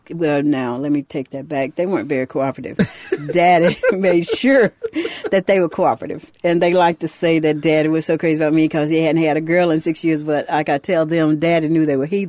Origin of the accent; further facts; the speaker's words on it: Louisville, Mississippi, United States; I grew up in Louisville, Mississippi